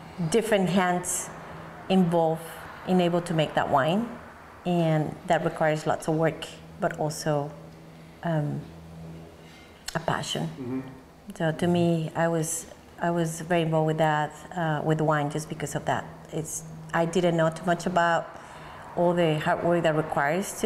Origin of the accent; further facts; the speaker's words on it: Mexico City, Mexico; moved away as an adult; now in Oregon, United States; I grew up in Mexico City. I was born there. I moved to the United States in 2002.